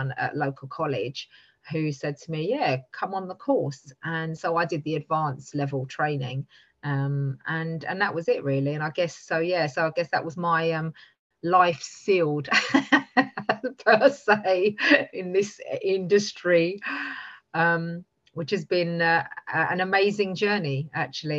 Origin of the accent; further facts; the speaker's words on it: London, United Kingdom; I grew up in East London